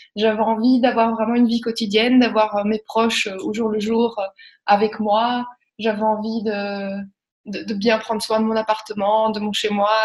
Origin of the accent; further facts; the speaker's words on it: Belgium; accent: Belgian; also born or lived in Spain / Australia / Montreal / France; now in Brussels, Belgium; avec mon petit accent belge